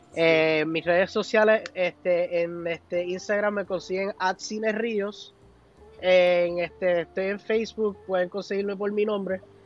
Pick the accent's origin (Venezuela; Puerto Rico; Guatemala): Puerto Rico; nosotros hasta como mismo puertorriqueños